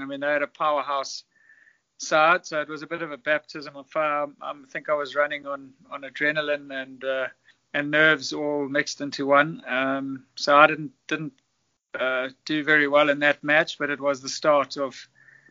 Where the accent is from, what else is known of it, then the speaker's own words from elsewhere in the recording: South Africa; also born or lived in Zimbabwe / Durham, England; I was born in Zimbabwe, but lived most of my life in South Africa